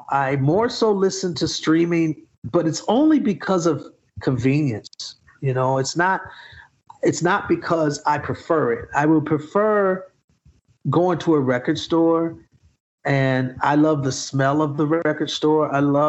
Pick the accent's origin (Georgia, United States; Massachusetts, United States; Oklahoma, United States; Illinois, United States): Georgia, United States; Atlanta; We're from Atlanta.